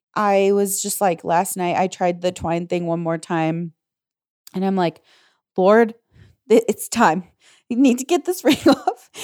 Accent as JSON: {"language": "English", "region": "Indiana", "country": "United States", "tie": "born or raised there", "also_born_or_lived": "Illinois", "moved": "as an adult", "said": "growing up in Indiana, and living in Illinois"}